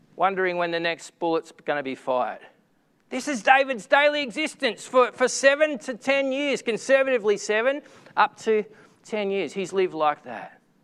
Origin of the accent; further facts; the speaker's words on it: Echuca, Victoria, Australia; my hometown of Echuca